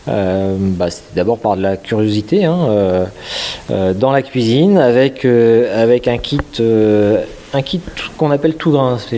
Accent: Dinan, Brittany, France; Moi, je suis breton, je suis nadinan. J'ai travaillé longtemps à Paris dans l'informatique, dans l'IT, dans des sociétés de services.

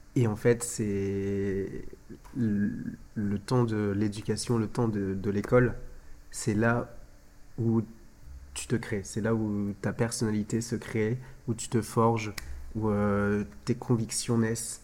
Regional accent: France; en tant qu'Européens, en tant que Français, on, on a nos, nos, nos, mœurs et nos coutumes

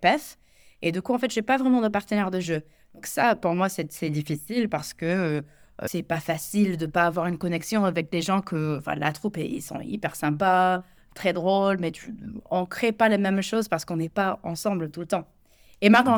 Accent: United States; French is a second language; moved away as an adult; now in France; je suis américaine, ça fait, euh, bientôt quatorze ans que je vis en France

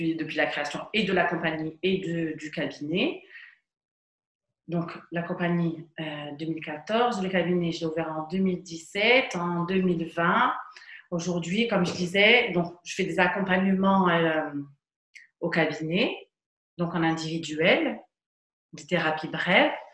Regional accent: Ajaccio, Corsica, France; also born or lived in Paris; Je suis d'Ajaccio

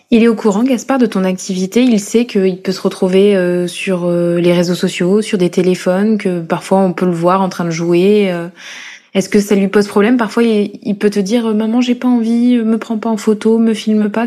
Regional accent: Corrèze, Nouvelle-Aquitaine, France; now in Paris, France

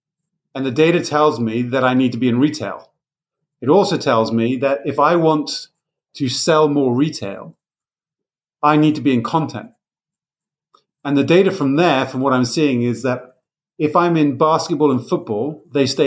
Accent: United Kingdom; I'm British

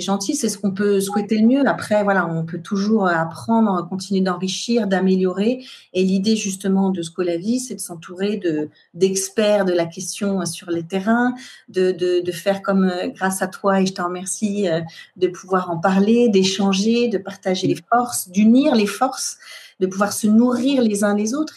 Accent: France; Chez nous en France

